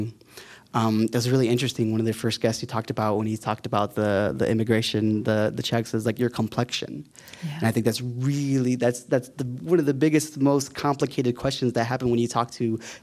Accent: West Liberty, Iowa, United States; I was born here in Iowa City and grew up in West Liberty

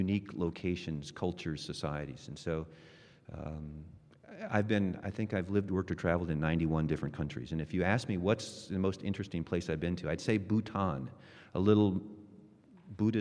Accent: United States; I'm from America

